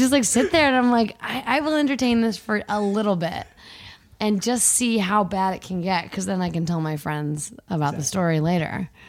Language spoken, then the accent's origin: English; Canada; I'm Canadian